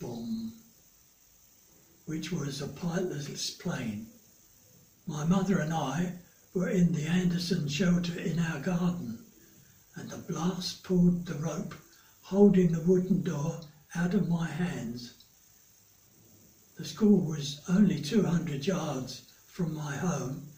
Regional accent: London, United Kingdom; accent: South London; also born or lived in Chinnor, Oxfordshire / Exeter, Devon; returning home after the war to Peckham, I'd gained a Devon accent, so that the pupils in my class in Peckham took the mickey out of me by copying my Devon accent. I soon got my South London accent back again.

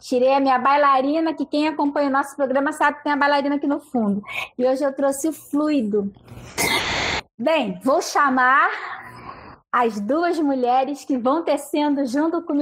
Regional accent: Rio de Janeiro, Brazil; sou do Rio de Janeiro, estou aqui nesse calorão que hoje está fazendo calor aqui.

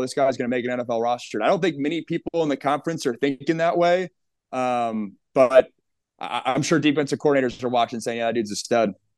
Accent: the Northwest, Pacific Northwest, United States; I grew up in the Northwest

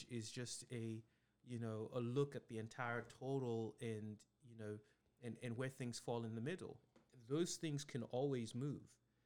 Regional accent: Nigeria; me growing up in Nigeria

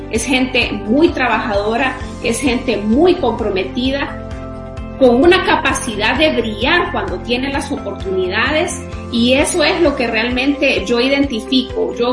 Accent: Honduras; para mí es un motivo de gran orgullo decir que soy centroamericana y de manera muy especial que soy hondureña.

